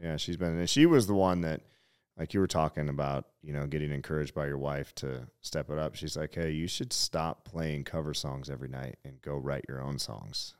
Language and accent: English; Butte, Montana, United States; moved away as an adult; also born or lived in Kalispell, Montana / Kila, Montana / Flathead Valley, Montana / Los Angeles; my hometown, Butte, America